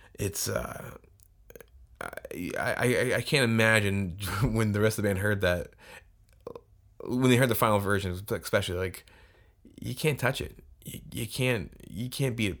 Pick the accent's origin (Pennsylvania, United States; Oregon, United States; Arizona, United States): Arizona, United States; Tucson; moved away; I'm from Tucson. At least I grew up there for a long t-, period